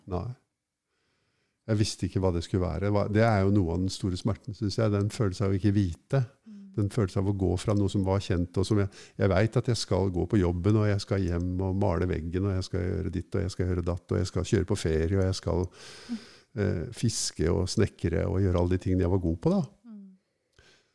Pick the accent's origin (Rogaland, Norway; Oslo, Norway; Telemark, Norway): Oslo, Norway; jeg er fra Norge og fra Oslo vest